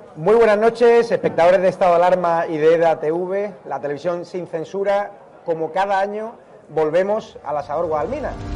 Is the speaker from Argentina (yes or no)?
no; Madrid, Community of Madrid, Spain; now in Seville, Spain; como madrileño adoptado en Sevilla, pero que vuelve aquí a las andadas, a esta ciudad